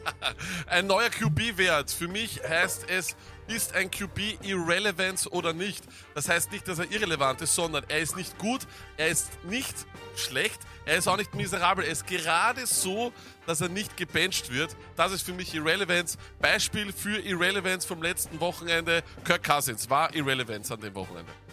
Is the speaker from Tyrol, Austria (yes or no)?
no; Vienna, Austria; bei uns in Wien